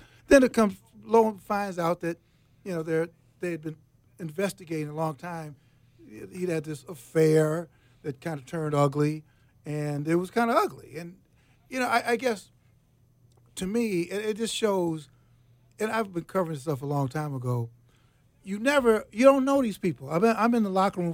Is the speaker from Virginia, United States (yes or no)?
no; Chicago, Illinois, United States; moved away; Chicago, my hometown, by the way. I grew up on the south side of Chicago.